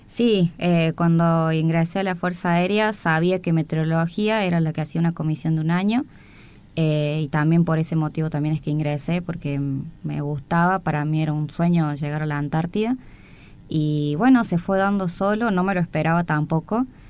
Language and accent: Spanish; Córdoba, Argentina; moved away as an adult; now in Buenos Aires, Argentina; Soy de Córdoba Capital y hace seis años que estoy en Buenos Aires